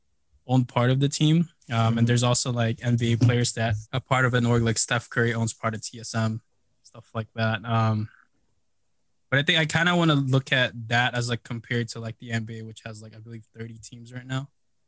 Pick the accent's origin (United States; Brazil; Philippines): Philippines; So I, you know, I'm Filipino. Growing up, we kind of always visited the Philippines.